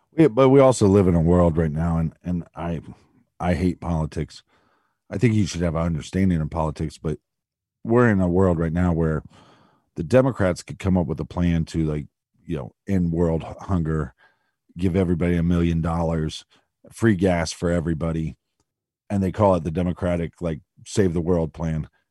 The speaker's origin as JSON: {"language": "English", "area": "outside of Columbus", "region": "Ohio", "country": "United States", "tie": "born or raised there", "said": "I'm from outside of Columbus."}